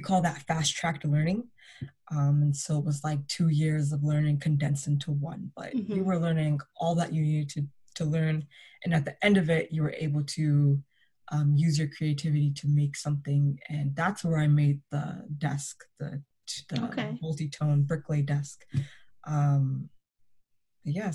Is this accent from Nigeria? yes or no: no; Toronto, Ontario, Canada; Growing up in Toronto was very interesting